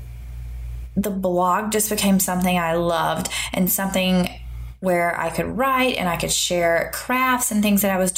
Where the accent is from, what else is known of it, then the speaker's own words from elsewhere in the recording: the American South, United States; accent: Southern; moved away as an adult; now in Seoul, South Korea; We are originally from America, from the South, and so you probably can hear it in my accent